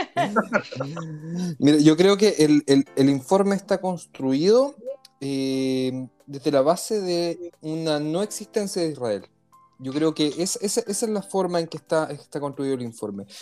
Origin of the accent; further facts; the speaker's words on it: Chile; como decimos en Chile